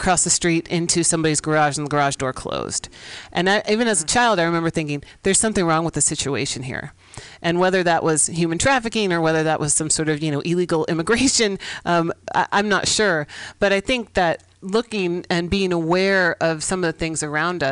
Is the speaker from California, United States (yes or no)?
yes; San Francisco, California, United States; I grew up here in San Francisco